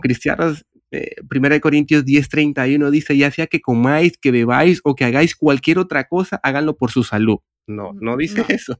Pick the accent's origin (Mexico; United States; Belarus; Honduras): Honduras; moved away as an adult; now in Barcelona, Spain; yo soy de Honduras, pero hace casi unos 8 o 9 años que resido en Barcelona, España